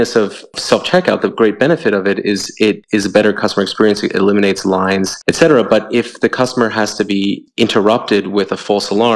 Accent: New York, United States; I hail from New York

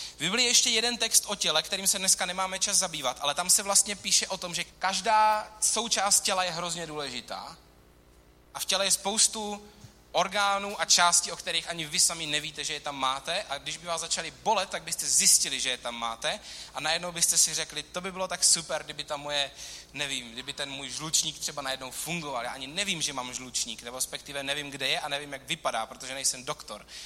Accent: Czechia; čteme jako Češi v roce 2018

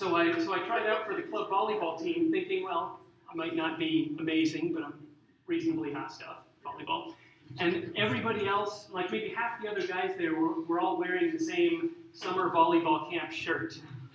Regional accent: Arlington, United States; also born or lived in Central America / South America; I grew up in Central and South America sometimes, and sometimes up in Arlington. And so I learned to speak Spanish, and I'm sort of like, I'm American, but I also am used to living overseas

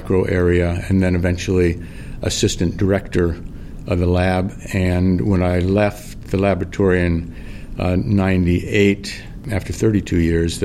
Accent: California, United States; moved away as an adult; now in Minnesota, United States; I was born and raised out in California

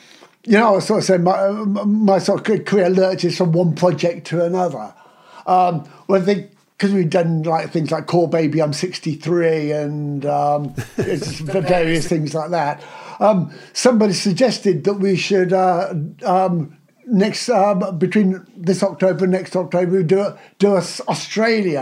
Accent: Aylesbury, South East England, United Kingdom; it's my hometown

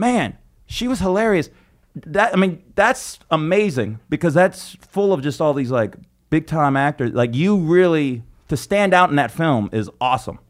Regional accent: Las Vegas, Nevada, United States; now in New York, United States; I'm from Vegas, and I grew up hating it.

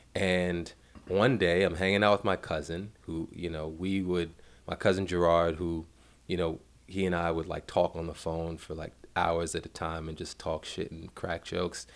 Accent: New York City, New York, United States; I grew up in Bed-Stuy.

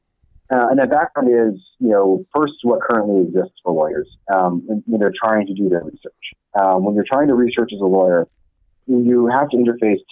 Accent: Silicon Valley, California, United States; I grew up in Silicon Valley

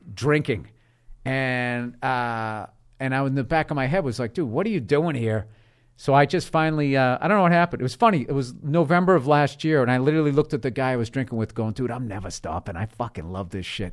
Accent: South Shore of Boston, Massachusetts, United States; also born or lived in Peabody, Massachusetts / Lynnfield, Massachusetts; I grew up in, uh, the South Shore of Boston

